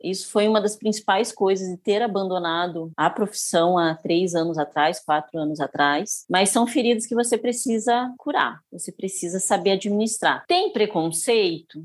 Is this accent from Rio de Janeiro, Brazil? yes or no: no; Paraná, Brazil; moved away as an adult; also born or lived in Porto Alegre, Rio Grande do Sul; now in Luís Eduardo Magalhães, Brazil; Eu nasci no Paraná